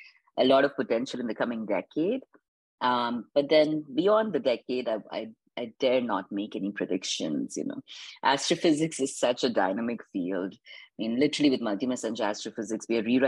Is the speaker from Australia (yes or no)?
no; Indore, Madhya Pradesh, India; moved away as an adult; also born or lived in East Coast, United States; now in California, United States; I grew up in a village outside Indore called Manglia on a farm